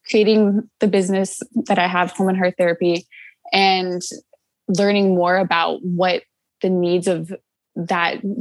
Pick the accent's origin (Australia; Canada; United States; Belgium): United States; Nashville, Tennessee; I'm from Nashville, Tennessee.